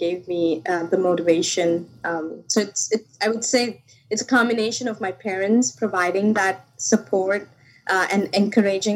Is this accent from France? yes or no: no; India; moved away; I grew up back in India